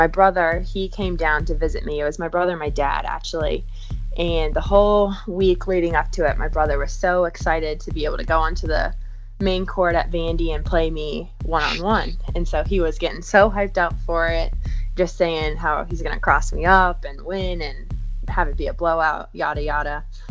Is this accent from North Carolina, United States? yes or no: yes; Charlotte, North Carolina, United States; I'm from Charlotte, North Carolina. I've lived there for about 15 years, so I definitely call that place my home.